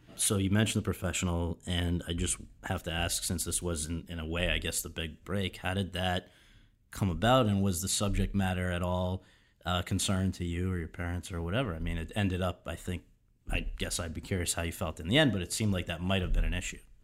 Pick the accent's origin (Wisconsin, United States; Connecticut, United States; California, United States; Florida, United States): Connecticut, United States; Woodbridge; I'm from Woodbridge, Connecticut